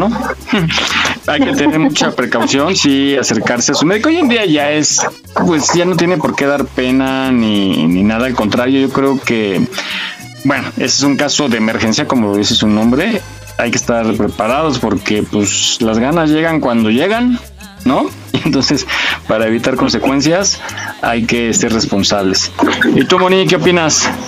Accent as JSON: {"language": "Spanish", "region": "Mexico City", "country": "Mexico", "said": "pues nosotros somos chilangos, ¿no? Yo estoy ahorita aquí en la Ciudad de México"}